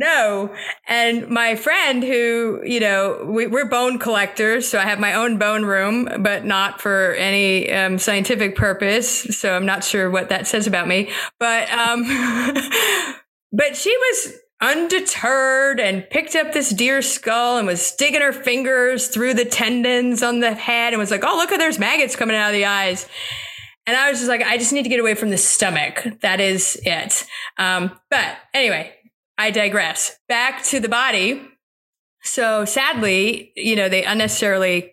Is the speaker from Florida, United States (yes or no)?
yes; Florida, United States; moved away; also born or lived in North Carolina; I grew up in Florida